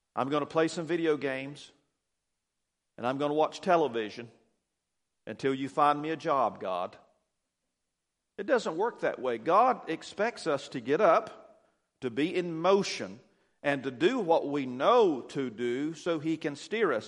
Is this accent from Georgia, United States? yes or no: yes; Douglas, Georgia, United States; I was born here in Douglas, and, uh, raised out between Douglas and Pearson on the county line out in the country, a little farm.